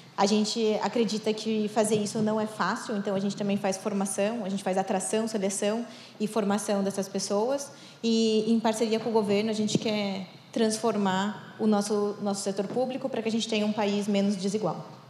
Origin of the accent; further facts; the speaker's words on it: São Paulo, Brazil; Eu sou aqui de São Paulo